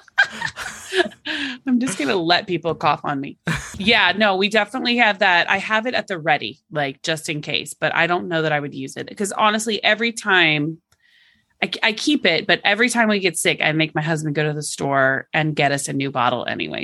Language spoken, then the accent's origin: English; Oklahoma, United States; moved away; I'm from Oklahoma originally